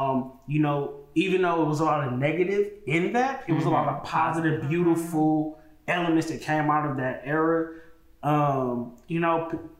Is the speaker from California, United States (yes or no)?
yes; Oakland, California, United States; growing up in Oakland in the 90s and early 2000s